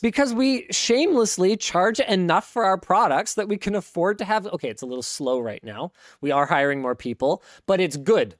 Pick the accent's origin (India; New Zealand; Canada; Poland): Canada; as a Canadian